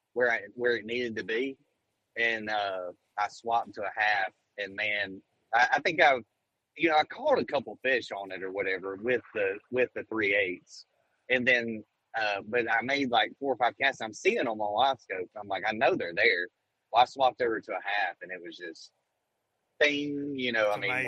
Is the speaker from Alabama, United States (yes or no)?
yes; Alabama, United States; moved away as an adult; now in Tennessee, United States; I grew up on the Coosa River